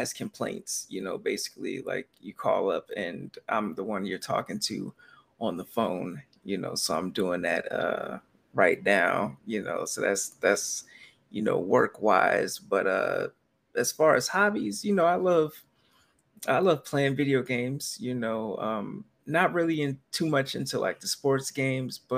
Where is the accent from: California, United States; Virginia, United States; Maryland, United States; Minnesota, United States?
California, United States; Sacramento; also born or lived in Philadelphia, Pennsylvania; now in East Coast, United States; I grew up in Sacramento, California, and like most of my family was out here